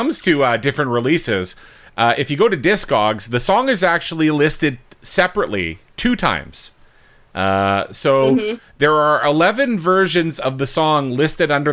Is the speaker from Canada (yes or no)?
yes; Canada; growing up in Canada.